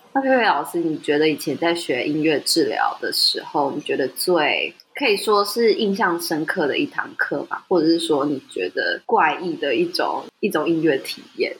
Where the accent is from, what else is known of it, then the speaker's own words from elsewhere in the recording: Taiwan; 在台湾土生土长的人